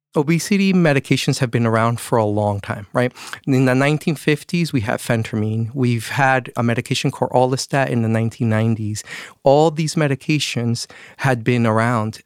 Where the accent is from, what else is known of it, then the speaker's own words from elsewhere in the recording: Mexico; moved away; I'm from Mexico